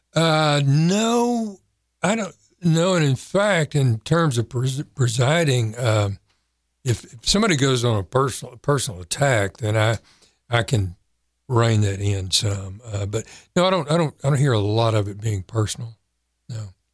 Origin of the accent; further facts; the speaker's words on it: San Angelo, Texas, United States; moved away as an adult; also born or lived in Waco, Texas / Fort Worth, Texas / Louisville, Kentucky; now in Kerrville, United States; I grew up in San Angelo